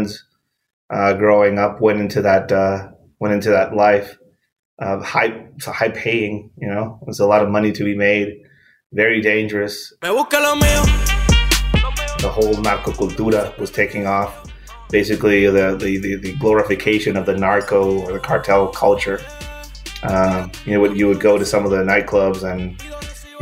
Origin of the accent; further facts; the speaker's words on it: Tijuana, Baja California, Mexico; English is a second language; born and raised in Tijuana, Mexico.